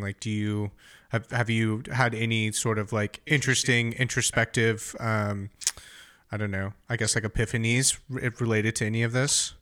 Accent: United States; as an American

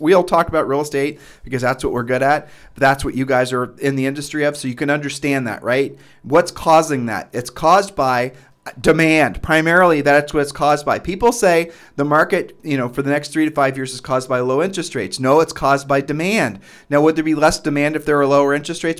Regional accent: Midwest, United States; we're from the Midwest

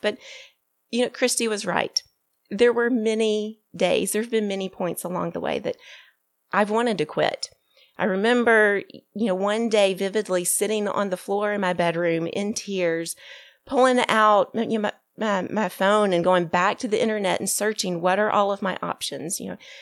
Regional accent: Birmingham, Alabama, United States; my hometown of Birmingham, Alabama.

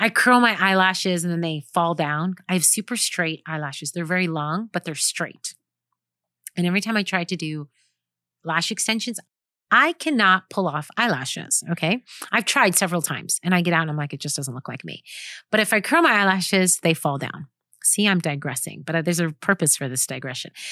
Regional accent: New York, United States; now in Orange County, California, United States; living and working in Orange County, California, born and raised in New York.

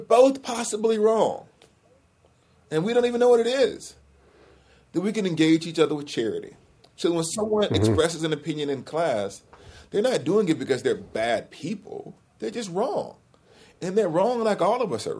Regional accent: Alabama, United States; I couldn't drive to Alabama. My school's an hour from my hometown

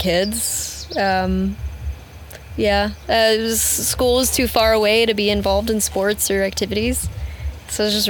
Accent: Kentucky, United States; moved away as an adult; also born or lived in Moab, Utah; I grew up in Kentucky. I'm born and raised in Kentucky.

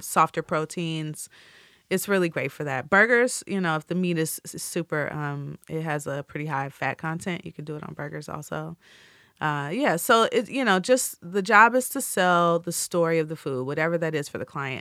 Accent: Midwest, United States; I'm from the Midwest.

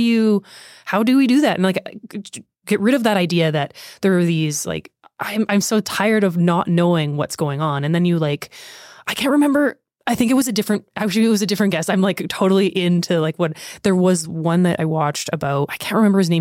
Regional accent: near Lethbridge, Alberta, Canada; somebody that has lived in Canada, in close to Leth, like, Lethbridge most of my life

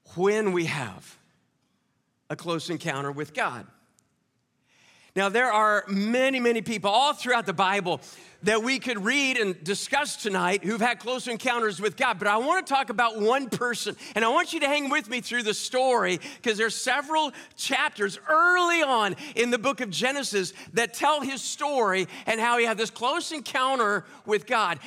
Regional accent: Kansas, United States; also born or lived in New Orleans / Owensboro; now in Indianapolis, United States; I'm from Kansas originally

